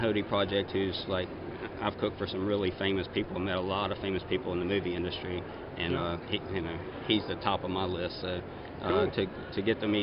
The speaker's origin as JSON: {"language": "English", "town": "Zachary", "region": "Louisiana", "country": "United States", "tie": "born or raised there", "said": "I was born and raised in Zachary, Louisiana, and grew up there"}